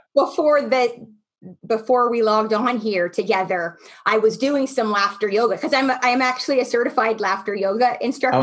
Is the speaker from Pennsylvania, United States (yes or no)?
yes; Camp Hill, Pennsylvania, United States; moved away; I grew up in Pennsylvania in a little town outside of Harrisburg called Camp Hill